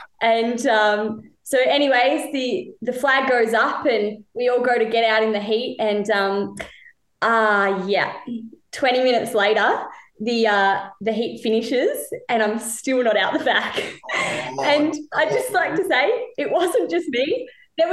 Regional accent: Penguin, Tasmania, Australia; moved away as an adult; also born or lived in Western Australia; now in Phillip Island, Australia; I'm from a little town called Penguin. And it's on the northwest coast of Tassie.

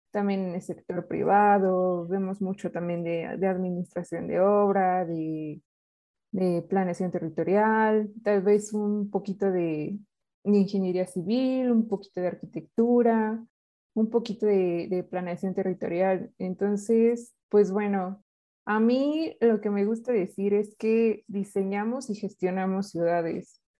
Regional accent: Otzolotepec, State of Mexico, Mexico; No, yo soy del municipio de Otzolotepec.

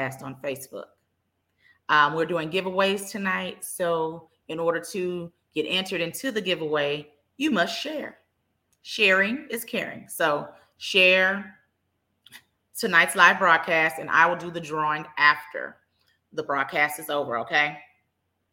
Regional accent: Dallas, Texas, United States; I am born and raised in Dallas

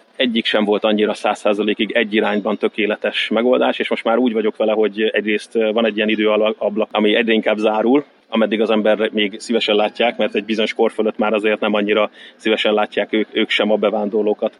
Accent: Hungary; moved away as an adult; now in Malta; nem tervezem azt, hogy visszajövök Magyarországra

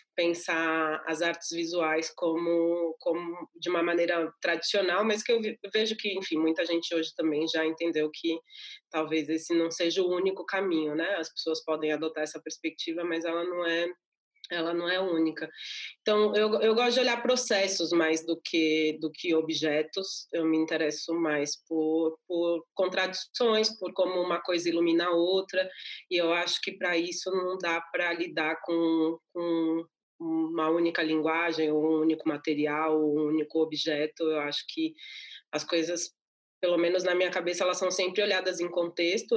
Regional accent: São Paulo, Brazil; eu nasci no Capão Redondo, que é um bairro da periferia aqui de São Paulo

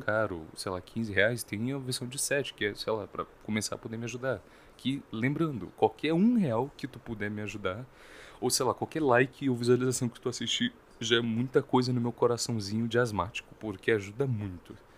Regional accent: Brazil; nós somos brasileiros

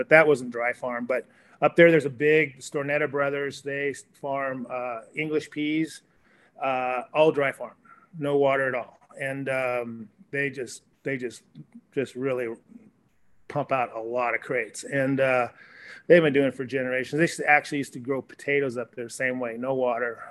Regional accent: California, United States; also born or lived in Malibu, California / Mendocino County, California; My parents bought this property in 1968. I went to high school here

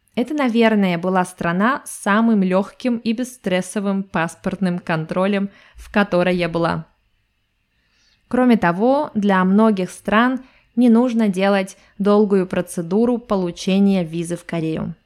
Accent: Russia; И я из России.

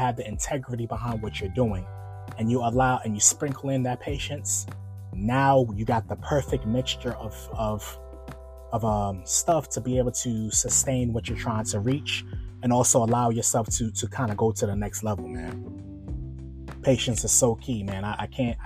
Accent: New York, United States; now in Virginia, United States; I'm originally from New York, and I live in Virginia now

